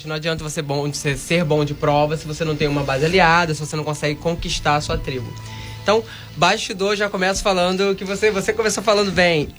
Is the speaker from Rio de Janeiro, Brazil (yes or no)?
yes; Angra dos Reis, Rio de Janeiro, Brazil; moved away as an adult; also born or lived in Portugal / Spain; sou de Angra